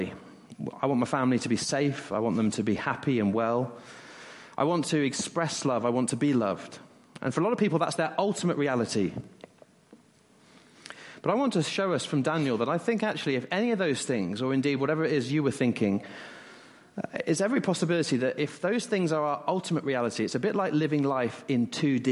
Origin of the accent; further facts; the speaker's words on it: West Country, South West England, United Kingdom; moved away; I grew up in the West Country, and not far away was Cheddar Gorge